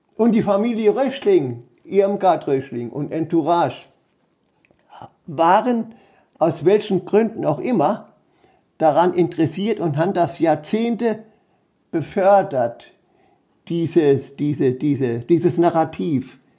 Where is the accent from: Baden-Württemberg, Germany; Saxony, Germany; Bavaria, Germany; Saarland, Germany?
Saarland, Germany; Wörthling; Ich lebe seit 1946 hier in Wörthling